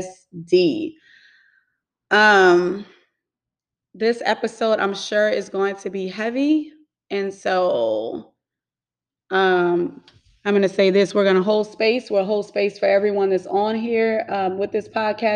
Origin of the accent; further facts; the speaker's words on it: New Orleans, Louisiana, United States; now in Houston, United States; I'm from New Orleans, but I currently reside in Houston, Texas.